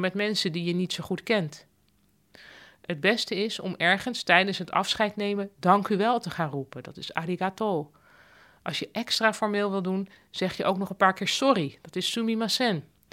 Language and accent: Dutch; Netherlands; als Nederlander